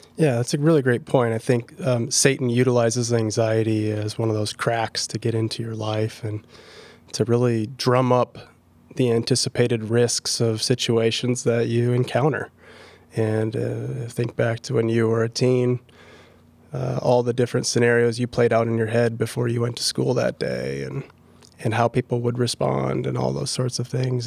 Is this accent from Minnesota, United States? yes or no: yes; Minneapolis, Minnesota, United States; moved away as an adult; now in Pella, United States; I've been a Pella resident since twenty eighteen, and I'm originally from Minneapolis.